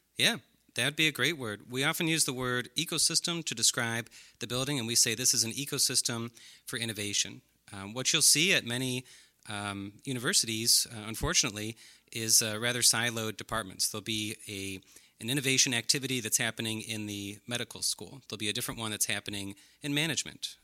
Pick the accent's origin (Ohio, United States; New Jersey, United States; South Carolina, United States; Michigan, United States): Ohio, United States; Brecksville; I grew up in Brecksville, Ohio.